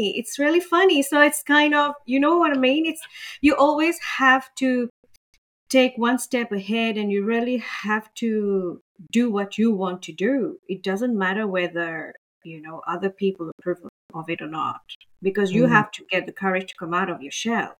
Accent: Mauritius; moved away as an adult; now in Australia; I'm from Mauritius, and in our culture, of course, we are very conservative

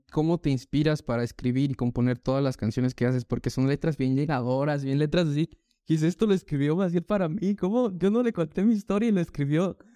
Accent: Mexico; pero como que nosotros como mexicanos no nos identificamos.

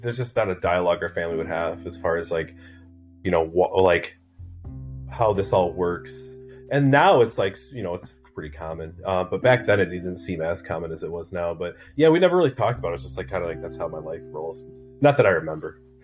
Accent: Southern Wisconsin, Northern Illinois, United States; I grew up everywhere, man. Um, Northern Illinois, Southern Wisconsin

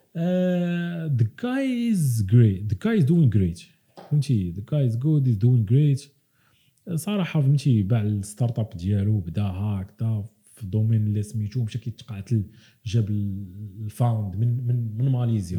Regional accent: Morocco; moved away; حنا عندنا في المغرب

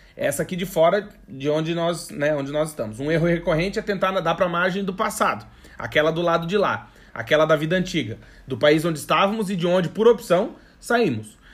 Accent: Brazil; moved away as an adult; now in Portugal; mas eu sou brasileiro, né? Eu não sou português

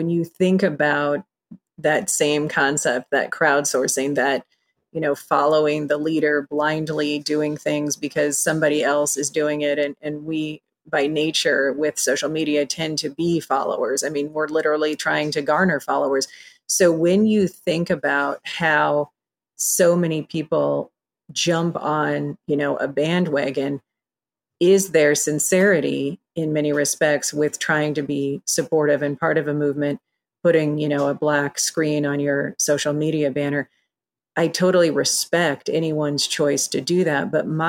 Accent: Iowa, United States; I mean, I grew up in Iowa and everybody's white and that's where I live.

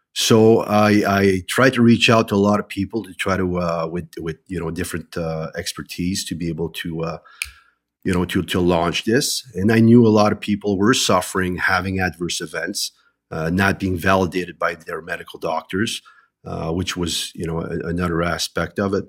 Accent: New Brunswick, Canada; I'm originally from New Brunswick

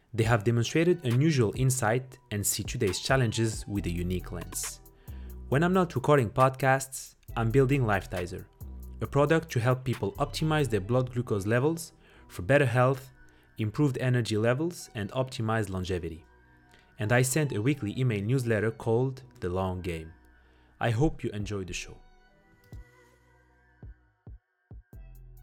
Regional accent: Morocco; I'm also from Africa, from Morocco.

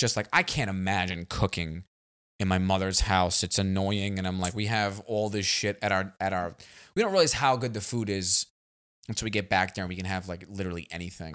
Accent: New York City, New York, United States; also born or lived in Los Angeles, United States; now in Texas, United States; We're both from Staten Island

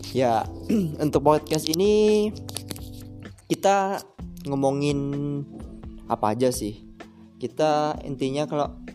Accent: Malang, East Java, Indonesia; aku asalnya dari Malang dan sekarang masih kuliah semester 4 di salah satu universitas swasta di Malang

